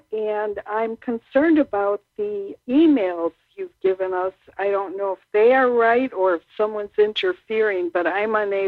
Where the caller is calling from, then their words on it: Illinois, United States; I'm calling from Illinois.